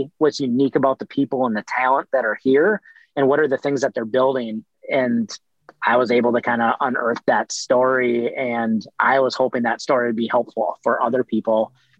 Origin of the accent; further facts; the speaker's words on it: Midwest, United States; moved away as an adult; now in Los Angeles, United States; I'm originally from the Midwest. I was never planning on moving